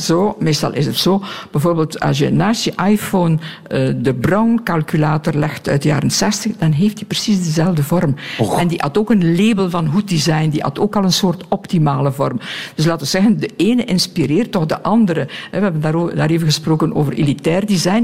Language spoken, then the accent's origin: Dutch; Belgium